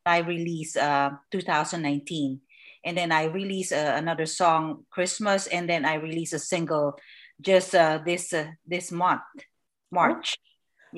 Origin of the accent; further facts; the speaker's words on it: Manila, Metro Manila, Philippines; now in Southern California, United States; I was born and raised in the Philippines, Manila, Philippines